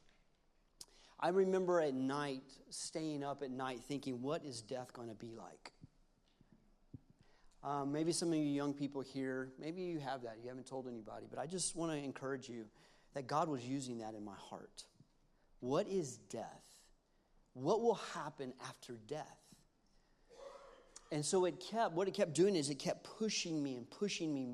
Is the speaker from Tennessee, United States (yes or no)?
yes; Knoxville, Tennessee, United States; moved away as an adult; now in Montgomery, United States; we're from Knoxville, Tennessee